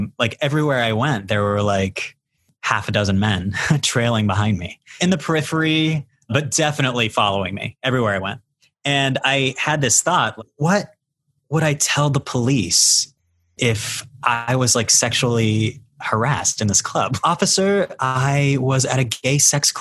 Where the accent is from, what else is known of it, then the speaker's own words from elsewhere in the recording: Augusta, Georgia, United States; also born or lived in Miami, Florida / Los Angeles, California; now in New York, United States; I'm from Augusta, Georgia.